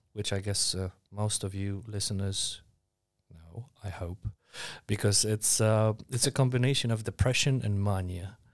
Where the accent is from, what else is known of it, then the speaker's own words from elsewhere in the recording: Warsaw, Masovian Voivodeship, Poland; I was born and raised in Warsaw